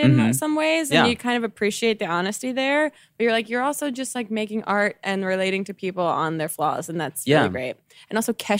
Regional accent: New Jersey, United States; I'm from New Jersey.

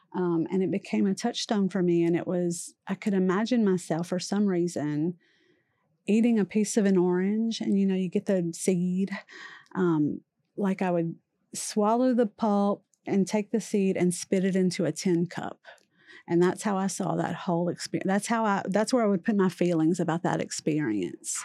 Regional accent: Louisiana, United States; I grew up in Louisiana, immersed in Catholicism

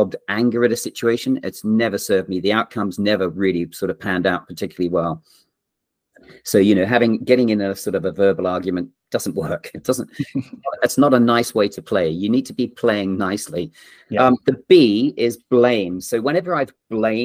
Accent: Australia; moved away; also born or lived in England / Yorkshire / London; I'm English born and grew up in Australia

